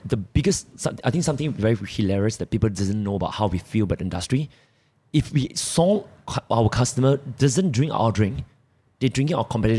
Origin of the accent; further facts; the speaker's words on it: Malaysia; we're all Malaysian.